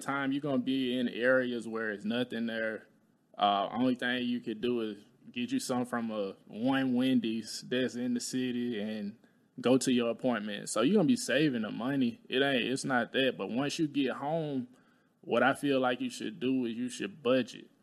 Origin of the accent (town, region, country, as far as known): Talladega, Alabama, United States; moved away